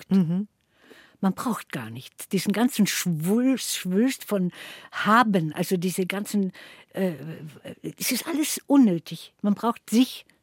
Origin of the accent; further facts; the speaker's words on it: Dröschitz, Carinthia, Austria; wieder in diesem Dorf, wo ich also als, äh, dann als größeres Kind, aber auch noch richtiges Kind aufgewachsen bin bei der Oma in Dröschitz.